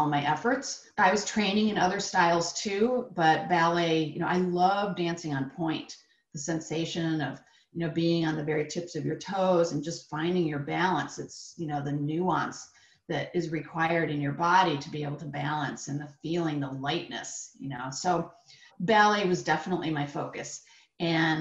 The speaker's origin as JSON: {"language": "English", "region": "upstate New York", "country": "United States", "tie": "born or raised there", "said": "I lived in upstate New York"}